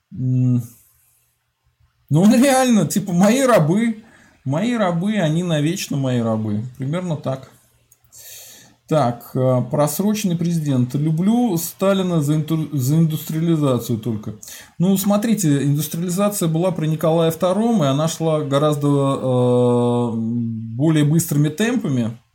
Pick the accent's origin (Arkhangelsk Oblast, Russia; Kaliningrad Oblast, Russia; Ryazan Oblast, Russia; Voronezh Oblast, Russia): Ryazan Oblast, Russia; Skopin; Я сам родом из Скопина.